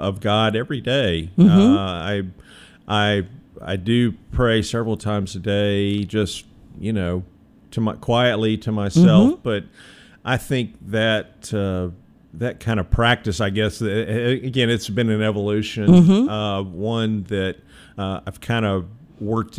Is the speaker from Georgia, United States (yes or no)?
yes; Atlanta, Georgia, United States; moved away as an adult; also born or lived in Tuscaloosa, Alabama; now in Memphis, United States; I grew up in Atlanta, Georgia